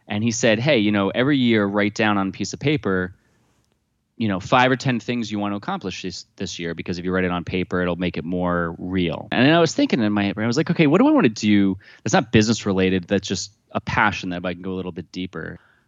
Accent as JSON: {"language": "English", "town": "Jefferson", "region": "New Jersey", "country": "United States", "tie": "born or raised there", "said": "I grew up in Jefferson, New Jersey, which is right off of Berkshire Valley Road, which is right off of Route 15"}